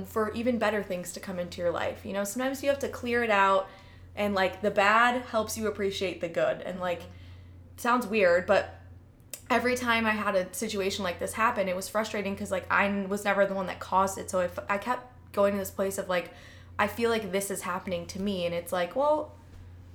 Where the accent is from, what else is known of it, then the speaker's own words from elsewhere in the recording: Chicago, Illinois, United States; moved away as an adult; I grew up in Chicago